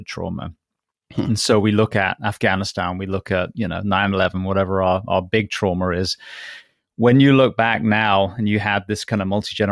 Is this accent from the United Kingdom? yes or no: yes; England, United Kingdom; now in United States; as an English boy